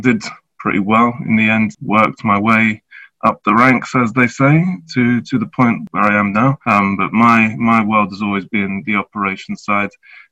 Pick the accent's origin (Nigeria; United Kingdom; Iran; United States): United Kingdom; London; I'm of mixed heritage, Jamaican and English. I grew up in Tottenham